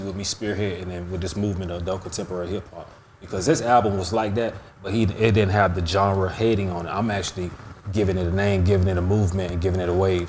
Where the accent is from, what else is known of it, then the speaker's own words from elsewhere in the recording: Miami, Florida, United States; growing up in Miami